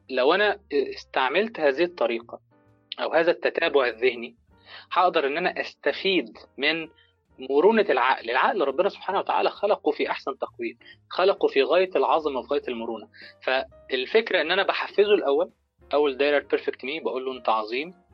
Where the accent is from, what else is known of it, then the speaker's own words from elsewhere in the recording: Egypt; بيفضل قاعد في البيرفكت مي بقى وقاعد ومدد رجليه زي ما بنقول عندنا في مصر كده